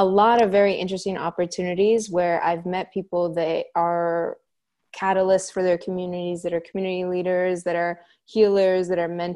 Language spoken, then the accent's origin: English; Junction City, Oregon, United States; now in Corvallis, United States; I grew up in Junction City, Oregon